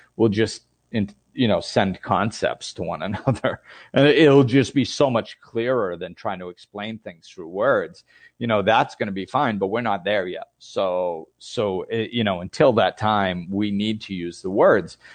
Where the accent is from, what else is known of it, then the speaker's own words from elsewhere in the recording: United States; I grew up in the United States